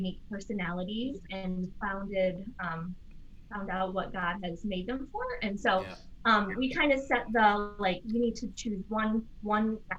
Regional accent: Massachusetts, United States; I'm from Massachusetts

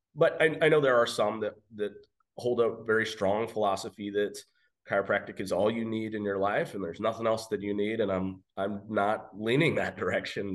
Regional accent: Western Oregon, United States; moved away as an adult; now in Caldwell, United States; I am from Western Oregon

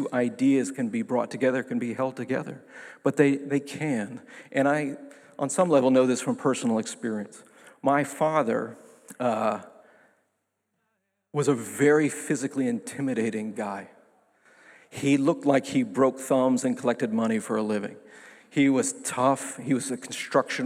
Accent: New York City, New York, United States; my hometown paper, the New York Times. I have a big hometown

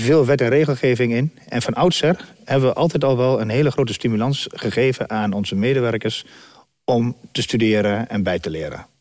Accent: Dedemsvaart, Overijssel, Netherlands; Van oorsprong komen we uit Dedersaard

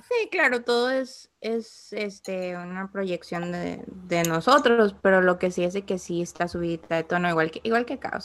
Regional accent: Ecuador; now in United States; yo antes de vivir acá, yo vivía en, Ecuador, obviamente, entonces mi sentido del humor, mi manera de hablar

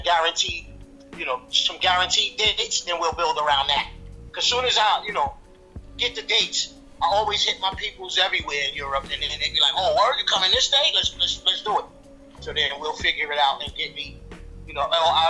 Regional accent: New York City, New York, United States; also born or lived in West Indies (ancestry)

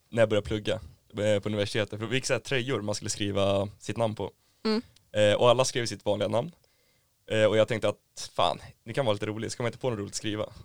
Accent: Stockholm, Stockholm County, Sweden; moved away as an adult; now in Umeå, Sweden; Jag är från Stockholm från början.

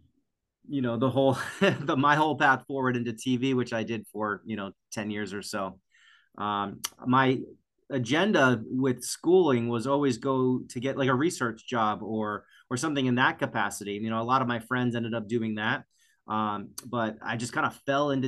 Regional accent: North Kingstown, Rhode Island, United States; also born or lived in Warwick, Rhode Island; I grew up here in Rhode Island in North Kingstown.

